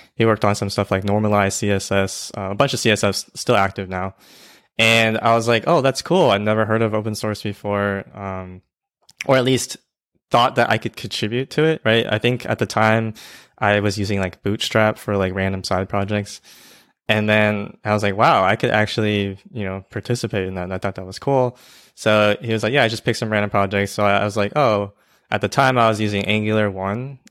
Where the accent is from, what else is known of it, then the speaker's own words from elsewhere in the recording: Georgia, United States; I'm from Georgia